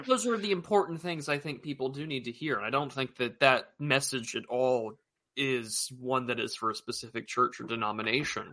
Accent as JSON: {"language": "English", "country": "United States", "said": "as an American"}